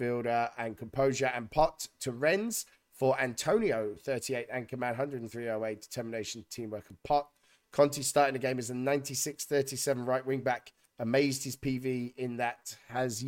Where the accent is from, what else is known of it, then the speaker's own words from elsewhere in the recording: Wales, United Kingdom; I'm a Welshman.